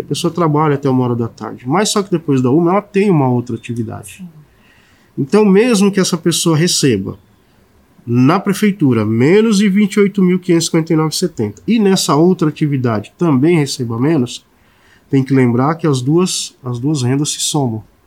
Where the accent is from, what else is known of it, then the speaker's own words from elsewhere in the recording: São Paulo, Brazil; moved away; eu sou de São Paulo, eventualmente eu vou a São Paulo para visitar minha família